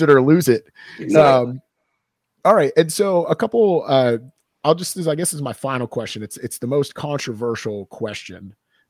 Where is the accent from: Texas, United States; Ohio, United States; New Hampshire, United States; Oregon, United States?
New Hampshire, United States; accent: neutral; I'm from New Hampshire. It's north of Boston.